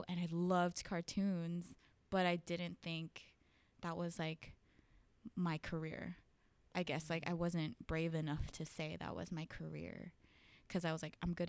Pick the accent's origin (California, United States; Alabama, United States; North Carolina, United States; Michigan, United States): California, United States; Northridge; So I grew up in the Valley, and sometimes people like have different definitions of the Valley, but so that's, for me, it's like Northridge area, Chatsworth.